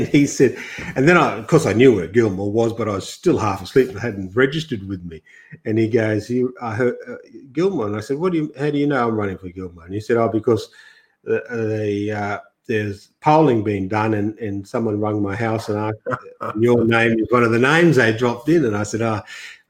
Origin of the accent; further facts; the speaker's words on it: Grafton, New South Wales, Australia; moved away; coming from the country too, I was born in Grafton, and half my life has been in the bush.